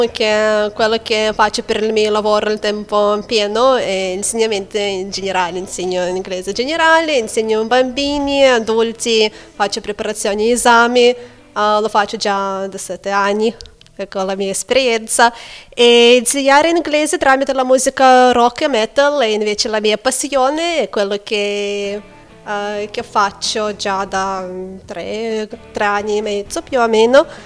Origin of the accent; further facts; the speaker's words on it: Lithuania; Italian is a second language; moved away; also born or lived in Manchester; io origini russe, ma sono nata e cresciuta in Lituania.